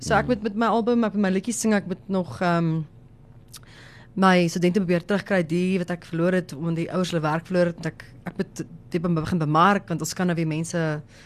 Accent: Johannesburg, Gauteng, South Africa; ek kom van Johannesburg af, so daar's dit maar meer Engels.

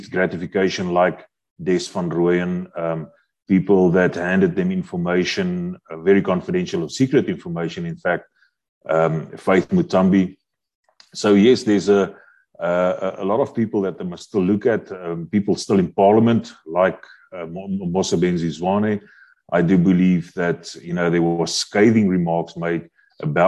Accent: South Africa; we as South African citizens

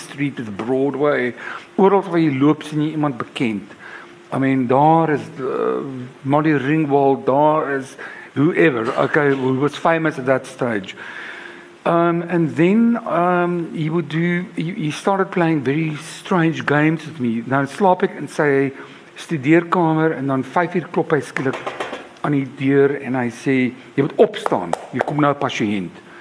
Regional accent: Cape Town, Western Cape, South Africa; ek was 16. Ehm um, my pa op daardie stadium was 'n volslaalkulus. Ehm um, ek was op Jan van Riebeeck Hoërskool.

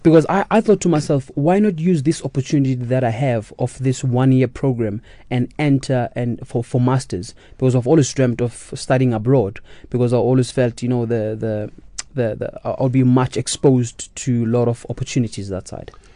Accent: Katlehong, Gauteng, South Africa; moved away as an adult; also born or lived in Soweto; now in Germany; I was born in Soweto, but we moved to Katlehong when I was only one week old.

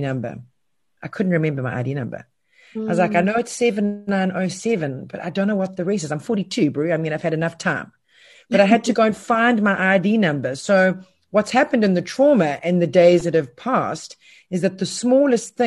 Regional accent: South Africa; being South African, and we are resilient

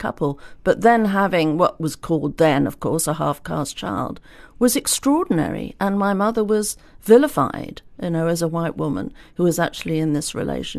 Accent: South West England, United Kingdom; born there; I was born in Devon. My mother went to Devon to a relative, and I was born down there.

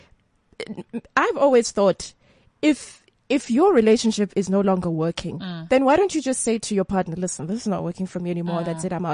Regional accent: Free State, South Africa; I'm also from the Free State

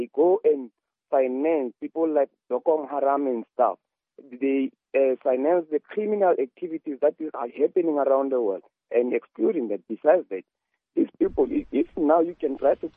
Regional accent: Soweto, Gauteng, South Africa; I'm from Soweto

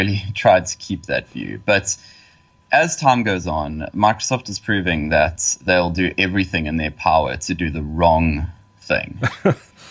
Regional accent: Estcourt, KwaZulu-Natal, South Africa; moved away as an adult; now in Durban, South Africa; I was born in a tiny town called Escort

